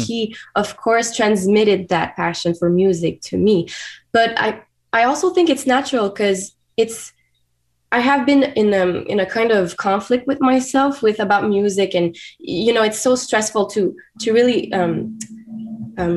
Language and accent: English; Wendake, Quebec, Canada; first language French; English is a second language; I was born in Wendake, a community, a native First Nation community in Quebec.